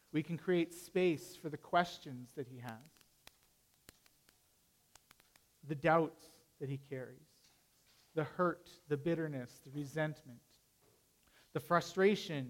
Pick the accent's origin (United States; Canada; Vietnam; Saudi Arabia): Canada; being Canadian